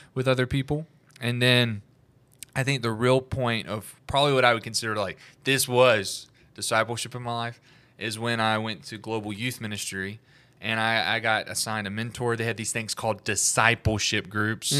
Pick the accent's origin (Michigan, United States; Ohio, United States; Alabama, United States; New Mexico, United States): Alabama, United States; I'm from Alabama.